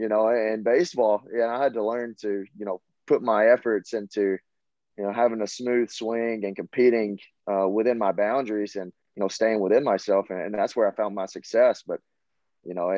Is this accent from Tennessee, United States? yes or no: yes; Lexington, Tennessee, United States; accent: Southern; moved away as an adult; now in Knoxville, United States; I come from a small town in Lexington, Tennessee